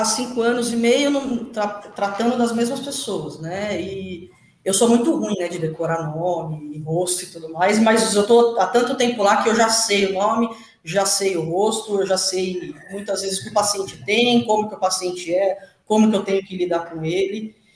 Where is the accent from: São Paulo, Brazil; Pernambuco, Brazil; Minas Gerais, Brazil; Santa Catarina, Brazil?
São Paulo, Brazil; Eu sou de São Paulo e moro em São Paulo e trabalho em São Paulo